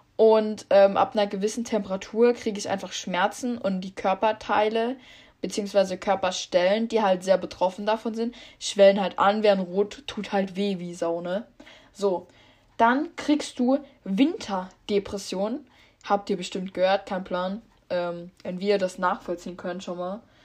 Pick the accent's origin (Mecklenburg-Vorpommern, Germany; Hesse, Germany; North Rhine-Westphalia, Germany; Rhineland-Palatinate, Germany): Rhineland-Palatinate, Germany; ich komme aus Rheinland-Pfalz